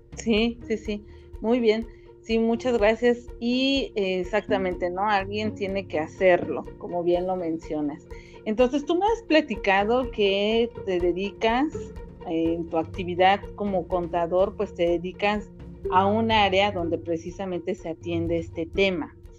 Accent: Cancún, Quintana Roo, Mexico; los dos somos de Cancún

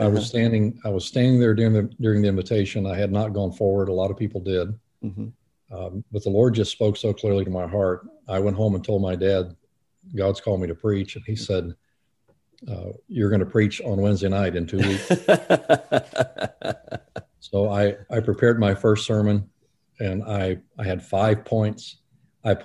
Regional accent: Fort Pierce, Florida, United States; So I was raised mostly in South Florida

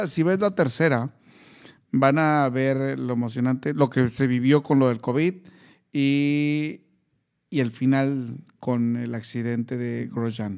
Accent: Mexico; como mexicano

